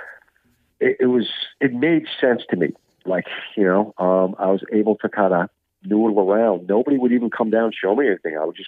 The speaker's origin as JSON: {"language": "English", "area": "Long Island", "region": "New York", "country": "United States", "tie": "born or raised there", "said": "grew up in Long Island"}